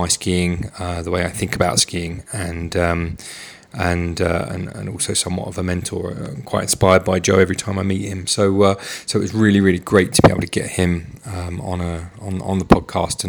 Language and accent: English; London, United Kingdom; I'm from North London in Enfield